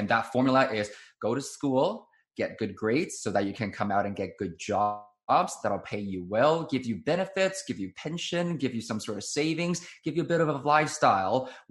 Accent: Taiwan; I was born and raised in Taiwan

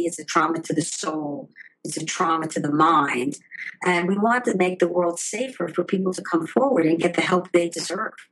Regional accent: New York, United States; moved away as an adult; now in Los Angeles, United States; I was born in New York

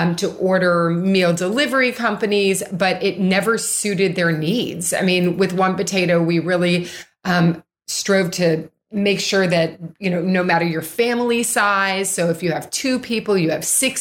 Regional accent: Louisville, Kentucky, United States; I grew up in Louisville, Kentucky

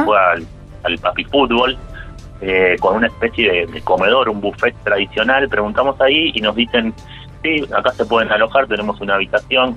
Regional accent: Vicente López, Buenos Aires Province, Argentina; Nosotros somos de Vicente López

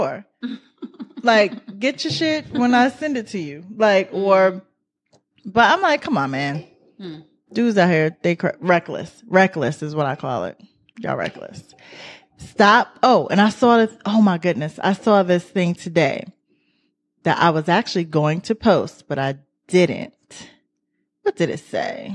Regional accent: New York, United States; I'm from New York

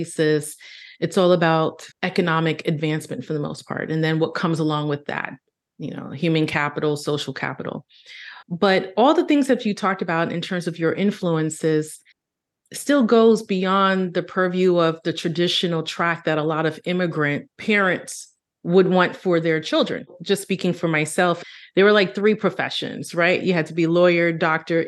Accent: New York City, New York, United States; born and raised in Brooklyn

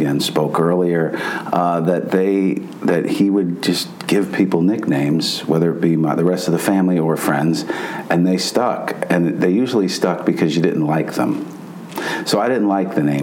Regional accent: New York City, New York, United States; moved away; New York is my hometown

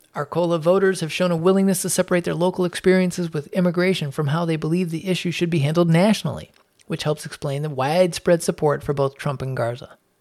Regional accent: Chicago, Illinois, United States; I was born in Chicago, but my father came to the United States from Korea in the nineteen fifties

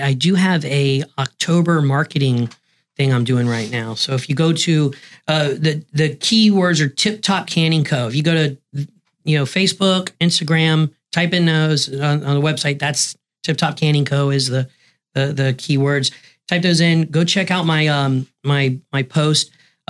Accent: Green Bay, Wisconsin, United States; It's because we're from Green Bay, Wisconsin.

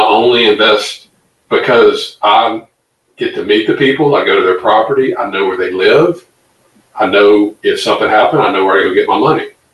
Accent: Louisiana, United States; come back here to my hometown, Louisiana

